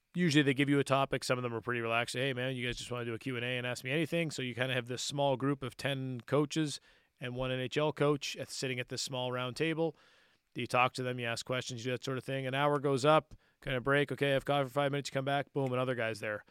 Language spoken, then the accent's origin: English; Cole Harbour, Nova Scotia, Canada; I grew up in Cole Harbor